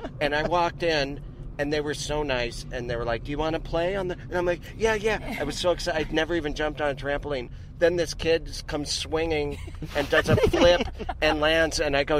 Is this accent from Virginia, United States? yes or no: no; Montana, United States; in Montana.